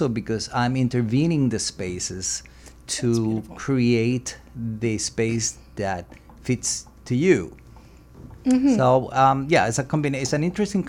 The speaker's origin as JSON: {"language": "English", "country": "Venezuela", "tie": "born or raised there", "also_born_or_lived": "Germany / Italy / France", "moved": "as an adult", "lives_now": "United States", "said": "I was born in Venezuela. I grew up mm-hmm. in Venezuela, studied okay. architecture in Venezuela"}